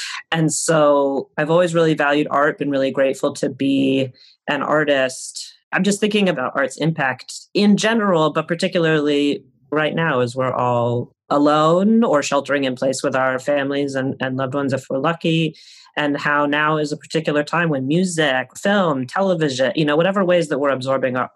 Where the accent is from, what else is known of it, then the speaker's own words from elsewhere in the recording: United States; Growing up in the time I grew up in America